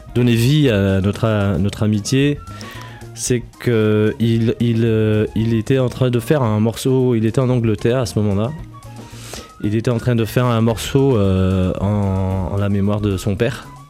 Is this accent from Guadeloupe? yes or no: yes; Guadeloupe; des Grands Fonds, là où j'ai grandi en Guadeloupe